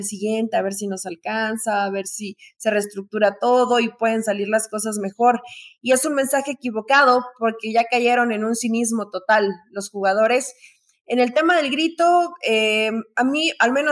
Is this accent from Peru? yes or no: no; Mexico; ni es que si nos representa como mexicanos, pues qué vergüenza y qué tristeza, eso no nos representa como mexicanos.